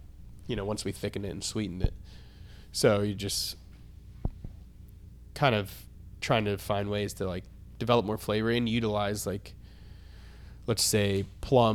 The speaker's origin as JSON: {"language": "English", "region": "Florida", "country": "United States", "tie": "born or raised there", "also_born_or_lived": "Atlanta", "moved": "yes", "lives_now": "Nashville, United States", "said": "I grew up in Florida"}